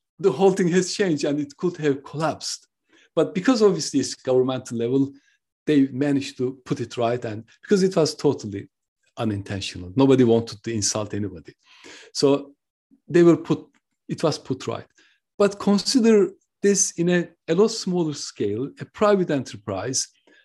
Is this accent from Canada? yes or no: no; Turkey; now in United Kingdom; I am originally from Turkey. I live in the UK.